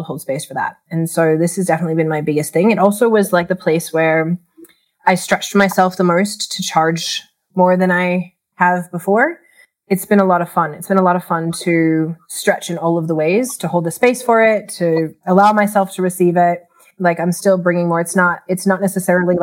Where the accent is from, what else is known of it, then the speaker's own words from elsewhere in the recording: Chicago, Illinois, United States; moved away as an adult; now in Australia; I'm originally from Chicago. I had moved to Australia for a diploma in remedial massage